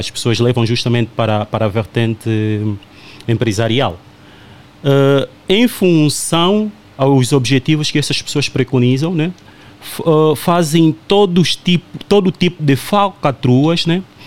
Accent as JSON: {"language": "Portuguese", "country": "Angola", "moved": "as an adult", "lives_now": "Portugal", "said": "eu sou angolano"}